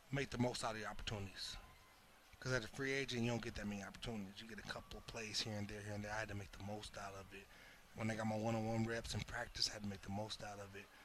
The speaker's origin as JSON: {"language": "English", "town": "Inglewood", "region": "California", "country": "United States", "tie": "born or raised there", "also_born_or_lived": "Los Angeles, California", "said": "I grew up in Inglewood. Yep. I grew up in Inglewood, California."}